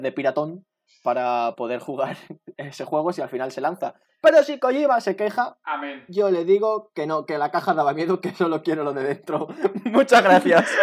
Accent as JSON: {"language": "Spanish", "town": "Albacete", "region": "Castilla-La Mancha", "country": "Spain", "said": "yo soy de Albacete"}